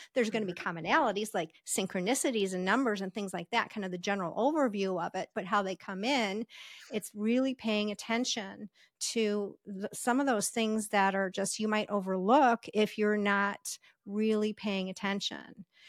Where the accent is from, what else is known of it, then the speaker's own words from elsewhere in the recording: Las Vegas, Nevada, United States; I'm from Las Vegas